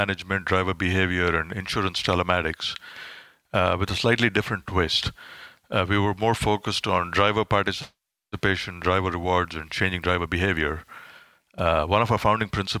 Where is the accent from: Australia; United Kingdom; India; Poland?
India; moved away as an adult; also born or lived in Silicon Valley; now in United States; I grew up in India.